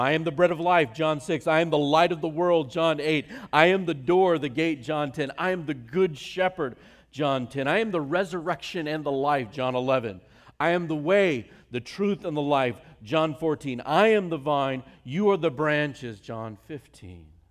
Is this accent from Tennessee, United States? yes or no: no; Virginia, United States; moved away; also born or lived in North Carolina; I grew up in Virginia and went to the University of North Carolina